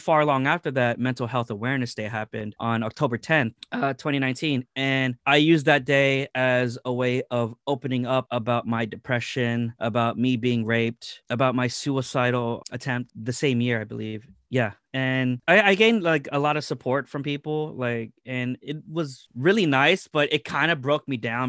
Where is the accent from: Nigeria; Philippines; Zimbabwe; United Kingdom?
Philippines; I'm Filipino